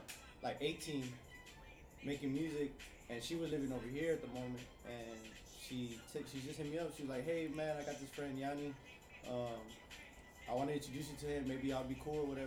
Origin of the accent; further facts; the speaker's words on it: Westlake, Rio Grande Valley, Texas, United States; now in Houston, United States; I'm from the Valley, Rio Grande Valley